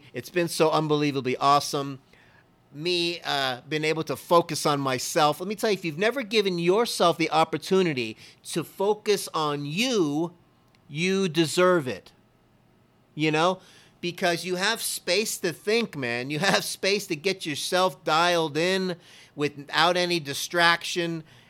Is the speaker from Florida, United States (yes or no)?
yes; Miami, Florida, United States; I'm from Miami, Florida. I'm a Dolphin fan through and through.